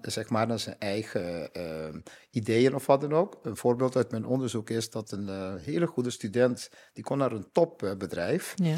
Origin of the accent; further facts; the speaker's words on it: Curaçao; now in Netherlands; ik uit Curaçao kom